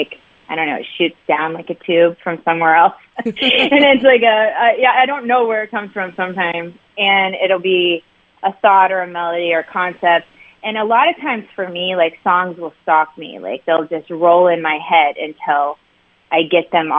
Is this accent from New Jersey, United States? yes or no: no; Indianapolis, Indiana, United States; moved away as an adult; I grew up in Indianapolis area and lived a lot of my life there. So I'm a Midwesterner at heart, but now I live by the beach.